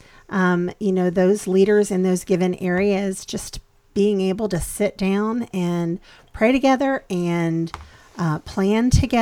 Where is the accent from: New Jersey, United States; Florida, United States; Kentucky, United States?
Kentucky, United States; moved away; the church where I grew up, I'm originally from Kentucky